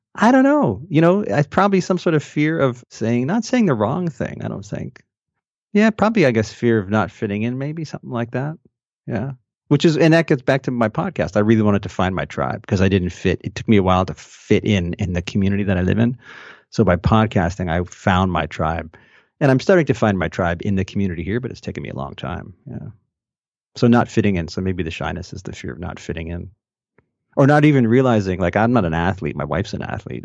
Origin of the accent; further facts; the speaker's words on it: Montreal, Quebec, Canada; also born or lived in Toronto, Ontario; now in London, Canada; Growing up in Montreal